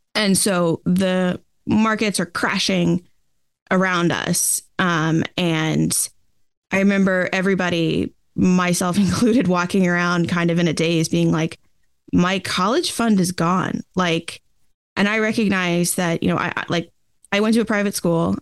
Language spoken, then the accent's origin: English; Boston, Massachusetts, United States; I grew up, uh, in the outskirts of Boston, Massachusetts, in the U S